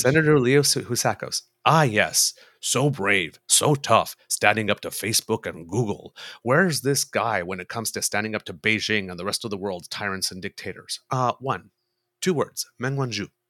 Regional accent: Canada; I'm Canadian

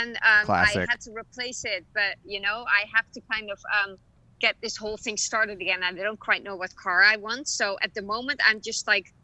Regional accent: Amsterdam, North Holland, Netherlands; also born or lived in London / New York; now in Los Angeles, United States; I'm originally from Amsterdam, the Netherlands.

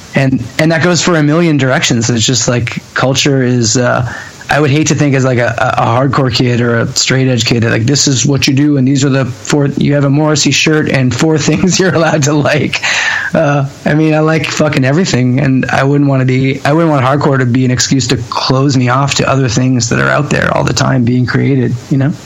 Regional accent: Hamilton, Ontario, Canada; growing up in Hamilton

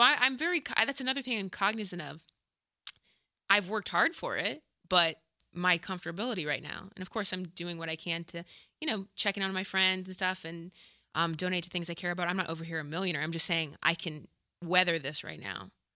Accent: Dayton, Ohio, United States; moved away as an adult; also born or lived in Chicago; I'm from Dayton

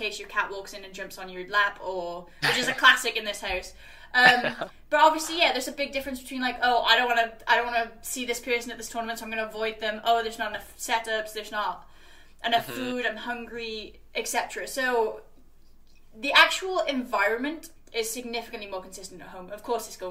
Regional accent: Wales, United Kingdom; I was from Wales, where it was, like, 6 or 7 people at the time

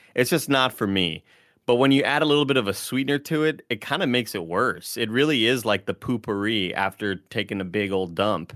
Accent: Texas, United States; now in San Francisco, United States; I'm from Texas, and this is kind of what I'm used

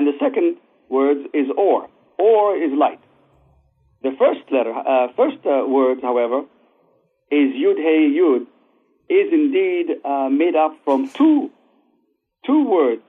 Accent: Israel; moved away as an adult; also born or lived in Baghdad, Iraq; now in United States; I was born in Baghdad to the Jews of Babylonia that was exiled by King Nebuchadnezzar 2,500 years ago. My parents and all the Jews of Baghdad moved to Israel in 1951. So I grew up in Israel

